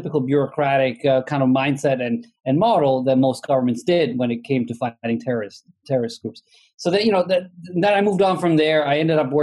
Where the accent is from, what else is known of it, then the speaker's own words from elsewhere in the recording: Italy; moved away as an adult; now in United States; I'm originally from Italy, but I've lived in the U.S. since 1994. I came here for grad school and never left